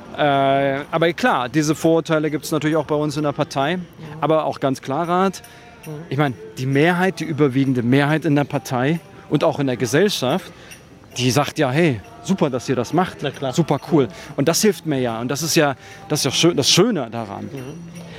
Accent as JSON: {"language": "German", "region": "Berlin", "country": "Germany", "said": "zwei starke Personen, die die ja aus diesem Bezirk kommen"}